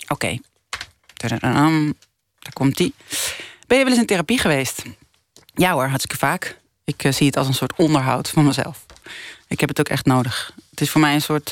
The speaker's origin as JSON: {"language": "Dutch", "country": "Netherlands", "moved": "as an adult", "lives_now": "Colombia", "said": "als Nederlandse. Ik, ben, ik blijf toch heel erg Nederlands. Ook al zit ik er nu zeven jaar"}